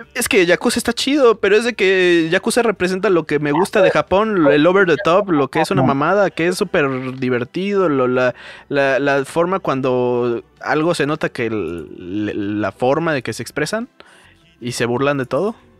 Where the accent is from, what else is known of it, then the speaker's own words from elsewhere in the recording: Mexico; yo como mexicano